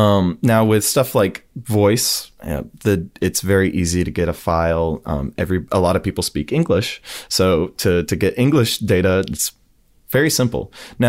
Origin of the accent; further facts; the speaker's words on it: Huntsville, Alabama, United States; now in Auburn, United States; I'm from Huntsville, Alabama.